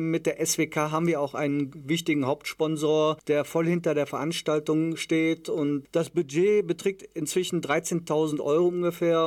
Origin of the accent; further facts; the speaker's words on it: Krefeld, North Rhine-Westphalia, Germany; meinen Heimatort Oerdingen